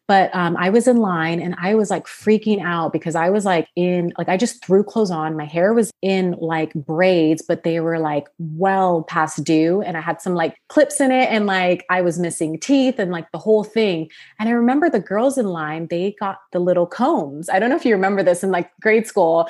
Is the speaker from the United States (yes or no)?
yes; Sacramento, California, United States; also born or lived in Los Angeles, California; I'm from Sacramento, California, born and raised, went to college there.